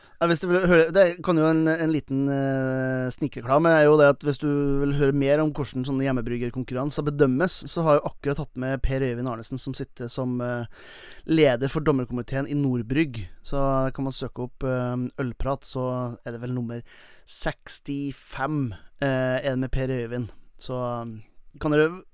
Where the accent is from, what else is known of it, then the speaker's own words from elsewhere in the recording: Velfjord, Nordland, Norway; i Velfjorden, der jeg kommer fra